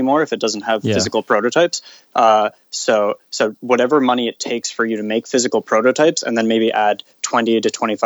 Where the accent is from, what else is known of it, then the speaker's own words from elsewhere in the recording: Canada; being Canadian